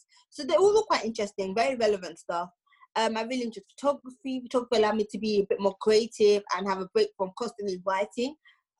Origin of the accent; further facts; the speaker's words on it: London, United Kingdom; also born or lived in Oxford; I'm originally from London